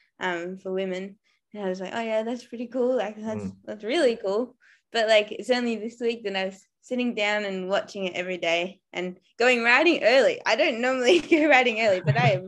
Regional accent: Australia; moved away; being Aussie

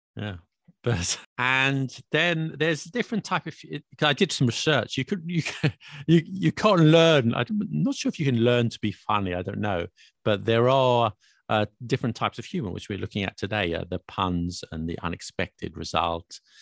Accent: United Kingdom; I'm British

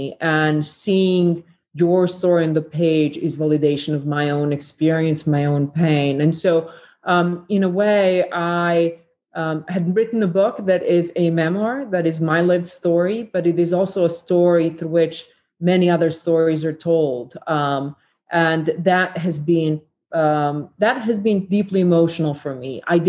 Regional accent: Federation of Bosnia and Herzegovina, Bosnia & Herzegovina; this besieged pocket for 1,150 days, where on the side that bordered only a few miles away from my hometown with Croatia, there was Serb military that occupied Croatia.

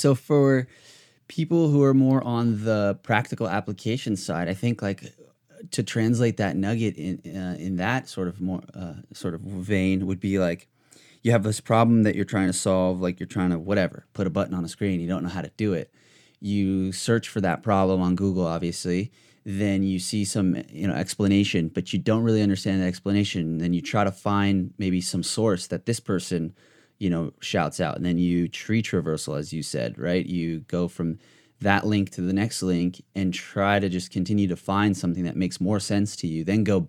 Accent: United States; born there; I'm Armenian. I was born here in the States, but I'm like my family's Armenian.

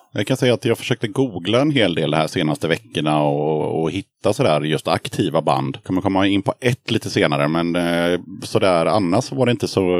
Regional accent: Sweden; moved away; also born or lived in Gothenburg; bott eh, halva livet i Småland och halva livet i Göteborg

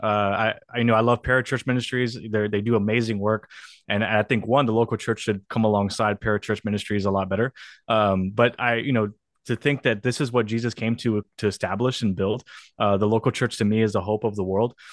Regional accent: South Texas, United States; also born or lived in New York City; I got the opportunity to be a student pastor in, in my hometown.

